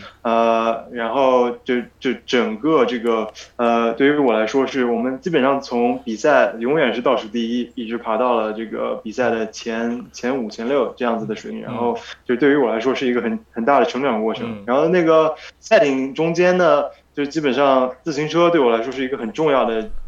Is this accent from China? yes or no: yes; Nanjing, Jiangsu, China; also born or lived in United States; 我是南京人。